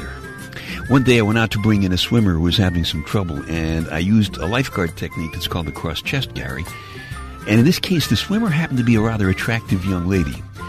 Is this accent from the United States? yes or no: yes; New York City, New York, United States; Where I grew up in Brooklyn